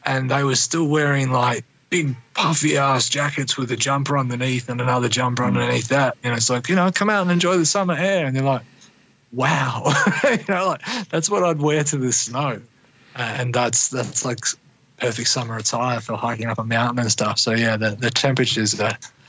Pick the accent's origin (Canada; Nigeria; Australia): Australia; Gladstone, Queensland; also born or lived in Bundaberg, Australia; I did high school in Gladstone